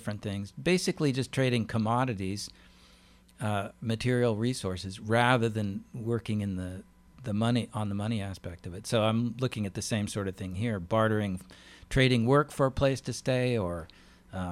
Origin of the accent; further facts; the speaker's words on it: Alaska, United States; also born or lived in Pennsylvania; now in Maryland, United States; I'm from Alaska originally